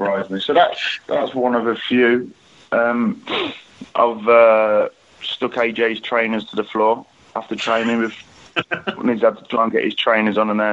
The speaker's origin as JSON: {"language": "English", "town": "Dublin", "region": "Leinster", "country": "Ireland", "tie": "born or raised there"}